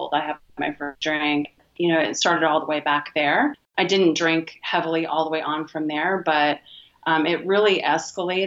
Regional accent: Vancouver, Washington, United States; I'm from Vancouver, Washington, USA.

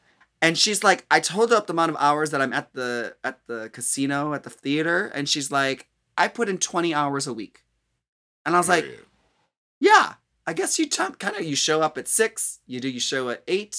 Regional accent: Midwest, United States; also born or lived in New York; now in California, United States; because I'm from the Midwest where it gets very humid in the summer. I lived in New York where it is just unbearably disgusting and humid.

